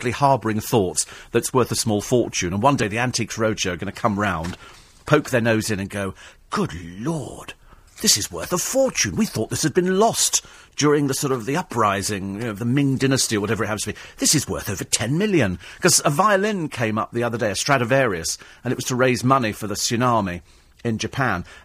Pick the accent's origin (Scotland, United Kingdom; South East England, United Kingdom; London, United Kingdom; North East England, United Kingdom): London, United Kingdom; accent: Cockney; I only do the one accent. I'm Cockney.